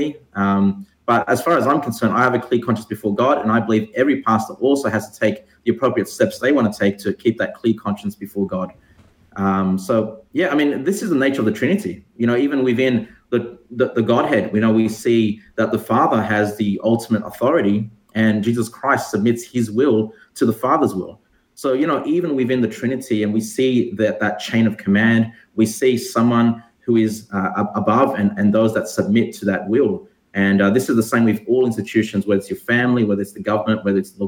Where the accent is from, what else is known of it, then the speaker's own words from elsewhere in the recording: Sydney, New South Wales, Australia; moved away as an adult; now in Sunshine Coast, Australia; I'm originally from Sydney